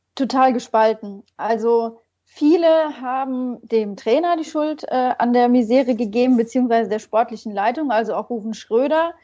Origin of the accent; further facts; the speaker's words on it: region near Koblenz, Rhineland-Palatinate, Germany; moved away as an adult; also born or lived in Mainz; ich komme ursprünglich aus der Region bei Koblenz